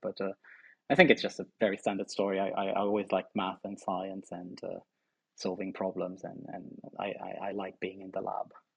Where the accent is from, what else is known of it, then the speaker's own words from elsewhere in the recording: Póvoa de Varzim, Norte, Portugal; moved away; also born or lived in Porto; I spent most of my time in Porto. I'm actually from a, a town just outside Porto called uh, Povo de um, okay. and uh, but yeah, I mean, I, I spent my life there